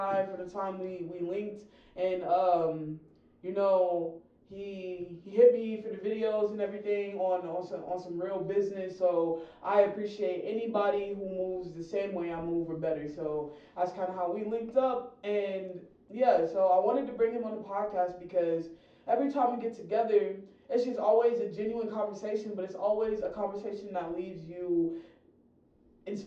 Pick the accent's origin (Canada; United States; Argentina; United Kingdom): United States; the South; now in Las Vegas, United States; down south, which is where I'm from